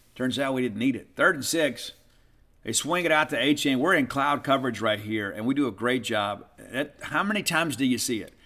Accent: South Mississippi, United States; I'm from South Mississippi.

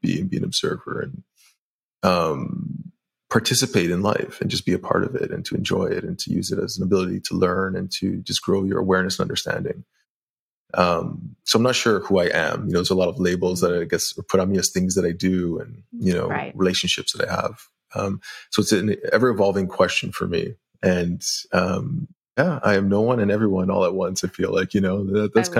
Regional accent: just north of Toronto, Ontario, Canada; I was born in Toronto area, grew up in, you know, like a middle class, upper middle class area, just north of Toronto

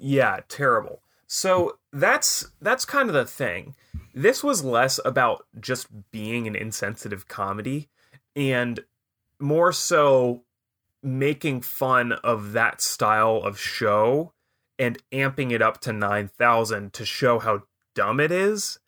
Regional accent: Anacortes, Washington, United States; moved away as an adult; when I was moving away from Anacortes at the end of high school

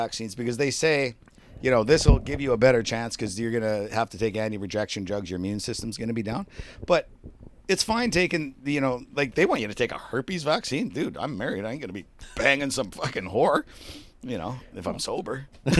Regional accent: Canada; As part of being being a Canadian, but that's going away to the wayside.

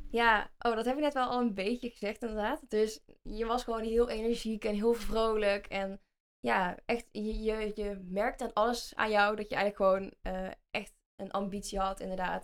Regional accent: Vinkel, North Brabant, Netherlands; accent: Brabants; ik kom uit, ja, uit Vinkel, dat is een dorpje bij Den Bosch, dus ik ben een echte Brabander, dus misschien hoor je dat ook wel aan mij

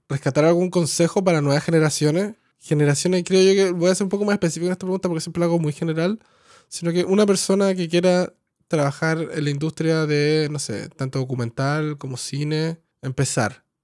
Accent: Coyhaique, Aysén, Chile; moved away as an adult; also born or lived in Santiago, Chile; Yo nací en Coyhaique, en Patagonia, al sur de Chile. ¿Y viviste allá? Oh, hasta, los, hasta los 18 y después me fui a estudiar sonido al Vipro en Santiago.

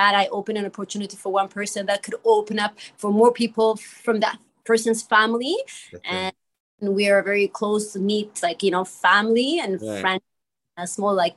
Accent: Ethiopia; moved away as an adult; also born or lived in Eritrea (parents); now in Montreal, Canada; I was born in Ethiopia and my parents are from Eritrea

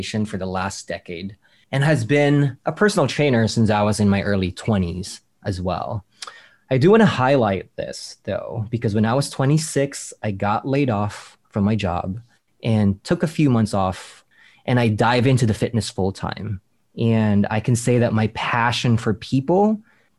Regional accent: Manila, Metro Manila, Philippines; I grew up in the Philippine Islands, in born and raised in Manila

